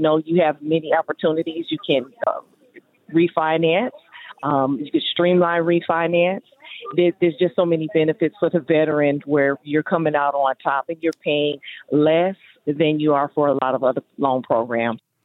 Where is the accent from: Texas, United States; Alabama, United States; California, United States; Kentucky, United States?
California, United States; Southern; i'm from southern california